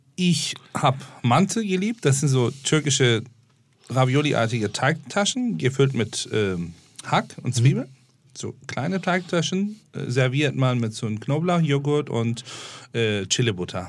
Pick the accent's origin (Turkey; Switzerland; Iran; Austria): Turkey; Istanbul; German is a second language; now in Germany; Ich bin in Istanbul aufgewachsen